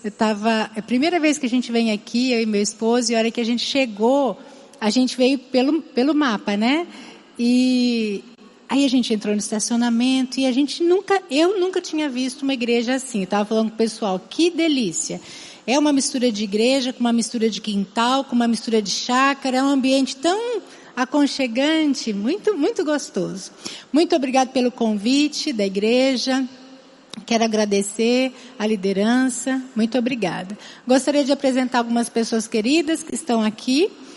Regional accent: Campinas, São Paulo, Brazil; accent: interior São Paulo (rhotic R); moved away as an adult; now in Fortaleza, Brazil; Ainda trago vários R's em algumas palavras. Não sei se algum dia esses R's vão deixar de me acompanhar, mas eu venho de Campinas, do interior de São Paulo

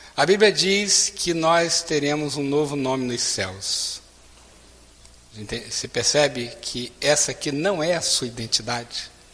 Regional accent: Niterói, Rio de Janeiro, Brazil; Eu fui criado em Igreja Batista, lá no Rio de Janeiro

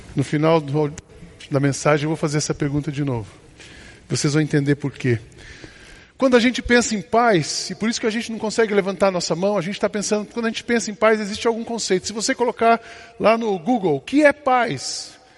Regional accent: Brazil; mostramos o passaporte, somos brasileiros

